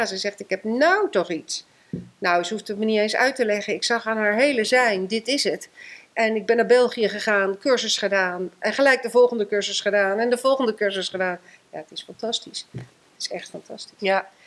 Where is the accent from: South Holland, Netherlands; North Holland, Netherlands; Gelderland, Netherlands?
Gelderland, Netherlands; Eefde; ik ben geboren in Eefte, dat ligt bij Gorsel, vlak ehm, vlakbij Zutphen